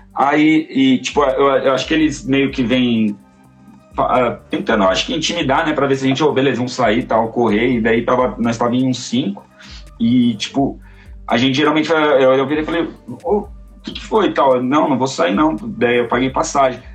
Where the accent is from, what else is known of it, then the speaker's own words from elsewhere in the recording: São Paulo, Brazil; also born or lived in Jardim Ibirapuera / Socorro / Guarapiranga / Pirituba; eu nasci no Jardim Ibirapuera, fui criado em Santo Amaro, já morei no Lago de Socorro, morei no Guarapiranga, morei em Pirituba, hoje moro aqui no Guarapiranga de novo.